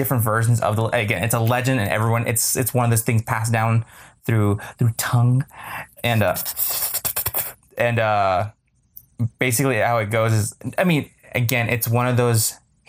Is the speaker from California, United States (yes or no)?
yes; Bay Area, California, United States; We are Bay Area people because we say like a lot. So we are apparently from California.